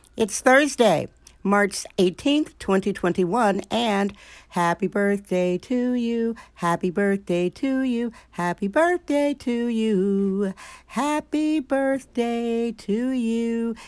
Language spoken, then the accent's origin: English; Wisconsin, United States; now in San Francisco, United States; Did I say my home state, Wisconsin?